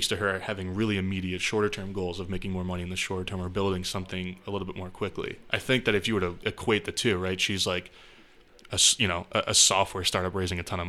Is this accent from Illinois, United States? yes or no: no; Chester, New Hampshire, United States; also born or lived in Massachusetts; I grew up in Chester, New Hampshire, just some small town